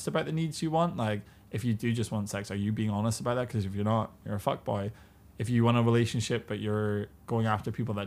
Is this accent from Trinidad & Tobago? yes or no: no; United Kingdom; now in China; me as a British person